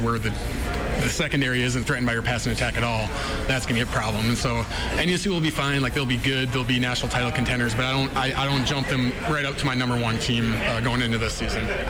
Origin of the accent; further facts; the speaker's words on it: Breckenridge, Minnesota, United States; moved away; also born or lived in North Dakota; I'm from Breckners, Minnesota